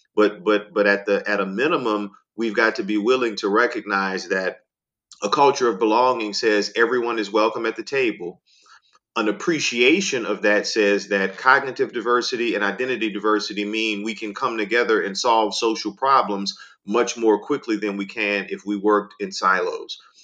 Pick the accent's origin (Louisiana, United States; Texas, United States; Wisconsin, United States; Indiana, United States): Louisiana, United States; New Orleans; I grew up in New Orleans